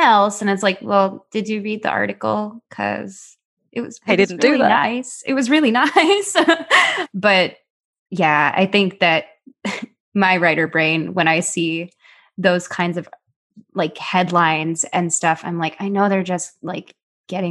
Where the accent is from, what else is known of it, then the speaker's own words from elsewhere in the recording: Chicago, Illinois, United States; also born or lived in New York City, United States; now in Los Angeles, United States; I'm from Chicago, but worked in New York when I was a kid.